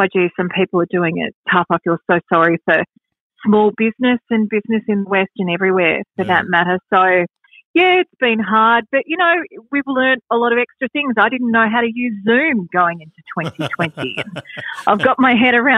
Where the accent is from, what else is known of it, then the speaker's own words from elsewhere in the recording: Wangaratta, Victoria, Australia; moved away as an adult; also born or lived in Yarraville; now in Wyndham Vale, Australia; my husband and I are both country born and bred. We're from Wangaratta in the States Northeast